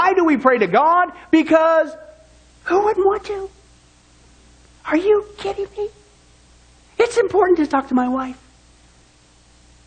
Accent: Kansas, United States; growing up in Kansas

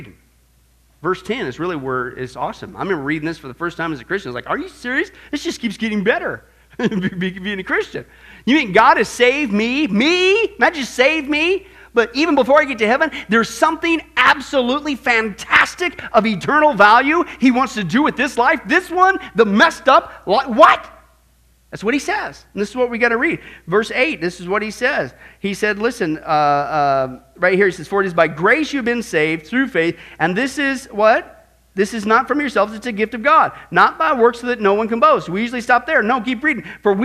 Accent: Midwest, United States; me growing up in the Midwest

